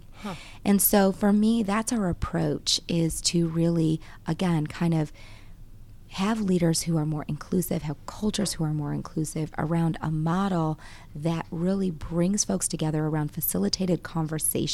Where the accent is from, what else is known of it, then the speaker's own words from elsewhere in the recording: Grand Rapids, Michigan, United States; now in Georgia, United States; I grew up in Michigan, born and raised in Grand Rapids, Michigan